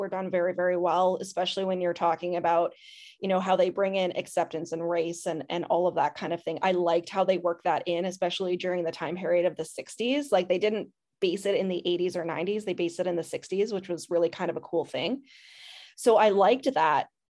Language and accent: English; Canada; I'm Canadian